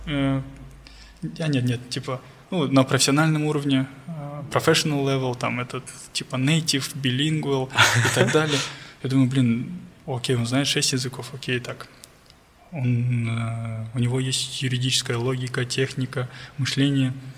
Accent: Almaty, Kazakhstan; я алматинец, и у моих родителей есть квартира в Алмате

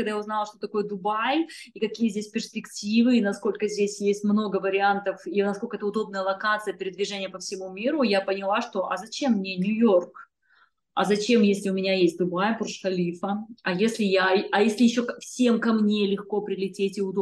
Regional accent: Kazakhstan; now in Russia; У меня два отказа по визе на основании того, что я из Казахстана мигрировала в Россию

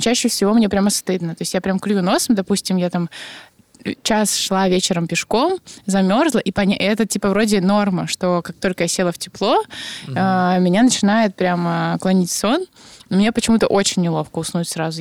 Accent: Irkutsk, Irkutsk Oblast, Russia; Я росла в Аркуте

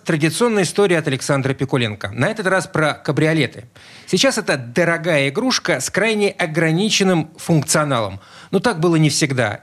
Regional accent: Saint Petersburg, Russia; я родился в Петербурге.

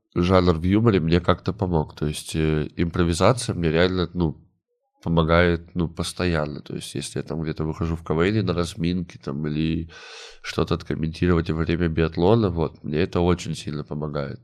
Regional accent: Komsomolsk-on-Amur, Khabarovsk Krai, Russia; moved away; also born or lived in Saint Petersburg; мы не из Хабаровска, мы там из другого города, из комсомольска на муре

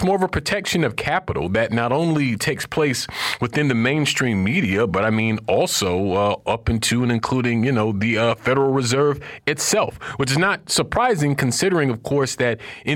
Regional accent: Florida, United States; I'm from Florida

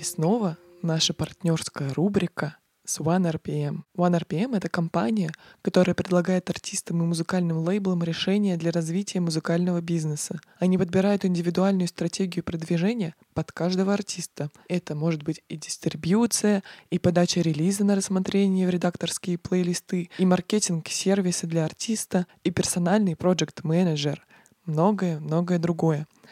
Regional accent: Ryazan, Ryazan Oblast, Russia; мы вообще из Рязани

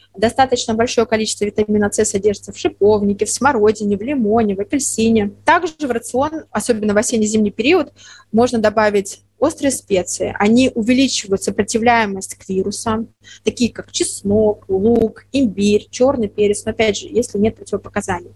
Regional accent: the south, Russia; moved away; я родом с юга, я очень редко бываю у себя на родине

